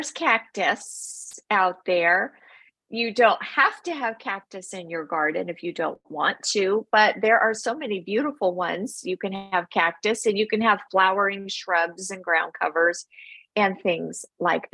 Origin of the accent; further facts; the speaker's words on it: Los Angeles, California, United States; now in Arizona, United States; Originally, I am from Los Angeles